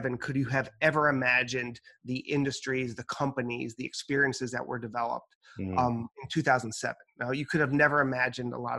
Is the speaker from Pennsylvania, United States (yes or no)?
no; New York, United States; My family's from the Dominican Republic, but I was born and raised in New York.